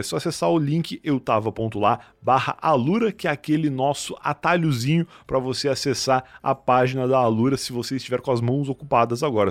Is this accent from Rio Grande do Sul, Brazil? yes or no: yes; Rio Grande do Sul, Brazil; now in São Paulo, Brazil; eu saí do Rio Grande do Sul, né, fazendo essas coisas, vir morar em São Paulo